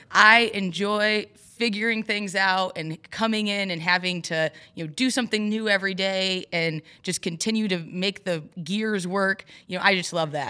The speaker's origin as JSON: {"language": "English", "area": "Overdale City", "region": "Michigan", "country": "United States", "tie": "born or raised there", "also_born_or_lived": "Florida", "said": "I'm from Overdale City, so not far from here. Um, grew up there, very small town"}